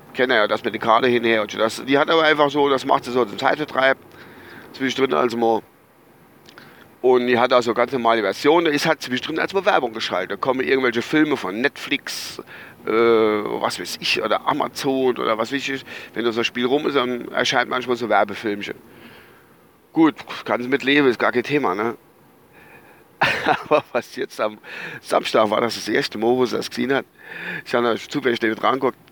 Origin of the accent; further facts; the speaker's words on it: Altenglan, Rhineland-Palatinate, Germany; ich stamme ja eigentlich aus der Verbandsgemeinde Altenklan